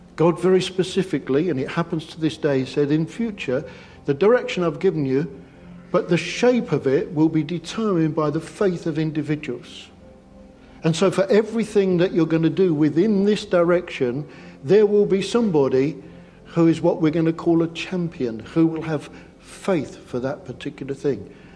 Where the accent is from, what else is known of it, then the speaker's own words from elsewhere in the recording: England, United Kingdom; we're English